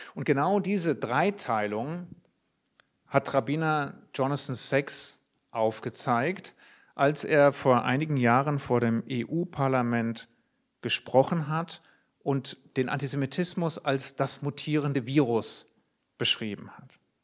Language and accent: German; Germany; Ich bin als Jude in Deutschland aufgewachsen